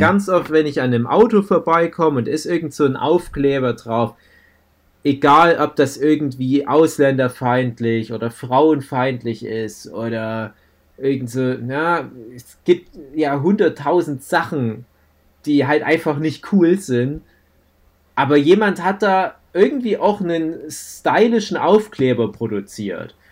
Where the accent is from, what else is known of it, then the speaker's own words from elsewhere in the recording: Germany; also born or lived in Chemnitz; bei uns in Deutschland